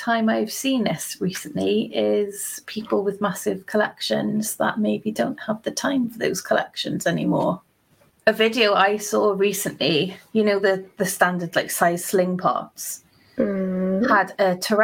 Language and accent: English; Welsh, Wales, United Kingdom; I'm Welsh